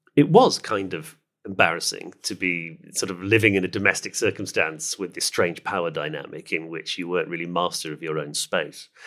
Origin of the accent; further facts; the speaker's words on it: United Kingdom; I'm a British person